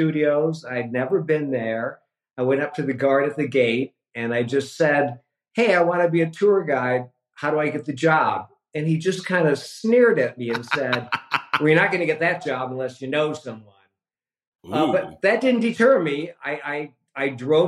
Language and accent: English; Michigan, United States; moved away as an adult; now in Los Angeles, United States; a kid growing up in Michigan